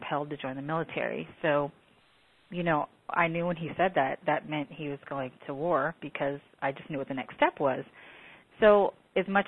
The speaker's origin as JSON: {"language": "English", "region": "Washington", "country": "United States", "tie": "born or raised there", "moved": "as an adult", "said": "I was in Washington until I was 27"}